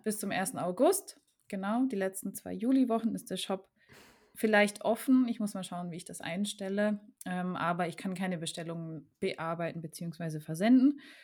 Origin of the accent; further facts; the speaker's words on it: Germany; ich bin aufgewachsen im Grenzgebiet zu Frankreich